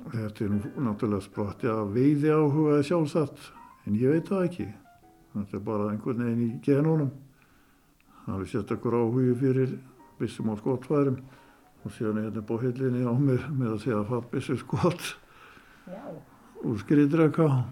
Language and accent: Icelandic; Skútustaðir, Northeastern Region, Iceland; í skútustöðum þaðan sem ég er nú